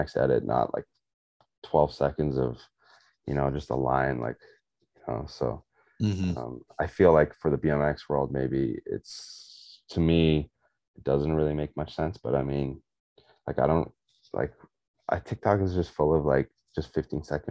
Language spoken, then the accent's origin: English; South Africa; I'm South African